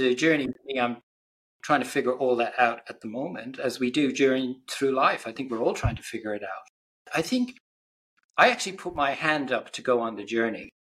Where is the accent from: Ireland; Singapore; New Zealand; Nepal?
Ireland; I grew up in Ireland